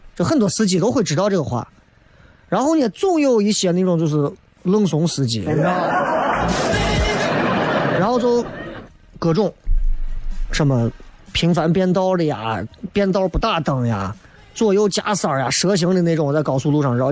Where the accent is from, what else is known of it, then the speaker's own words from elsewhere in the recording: Xi'an, Shaanxi, China; 作为西安人来讲